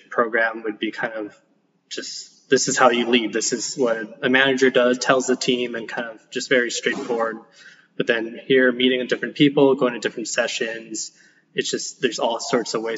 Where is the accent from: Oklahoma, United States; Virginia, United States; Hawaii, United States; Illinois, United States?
Hawaii, United States; Kailua; also born or lived in Boston; So I'm from Oahu. I was born and raised in Kailua.